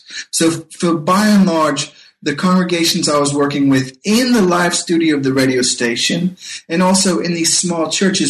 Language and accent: English; North Carolina, United States; When I was a boy growing up in North Carolina, my father had a big Grundig German radio that he brought back from his time when he was serving in the army in Europe.